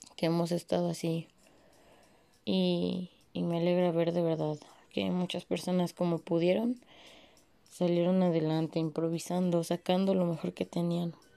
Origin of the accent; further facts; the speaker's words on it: Mexico; como buenos mexicanos